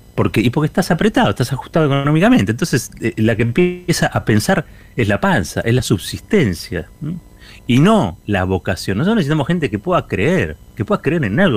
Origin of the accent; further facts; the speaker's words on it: Argentina; somos argentinos, porque somos argentinas